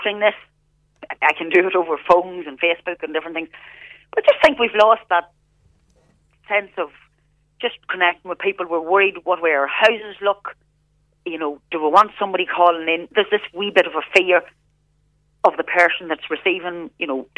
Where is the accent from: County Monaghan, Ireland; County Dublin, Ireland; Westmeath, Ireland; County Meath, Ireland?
County Monaghan, Ireland; Scotchtown; where we grew up here in North Monaghan, I come from Scotchtown in County Monaghan.